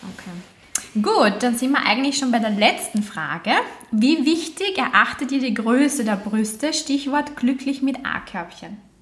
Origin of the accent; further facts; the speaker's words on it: Austria; bei uns in Österreich